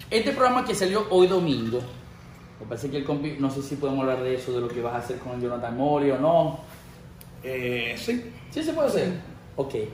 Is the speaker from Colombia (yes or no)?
no; United States; Sí, sí sé que yo me crié aquí en Estados Unidos